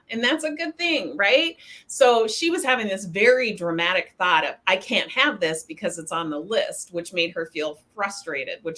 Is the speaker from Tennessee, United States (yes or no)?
no; Spokane, Washington, United States; moved away; I was raised in Spokane, Washington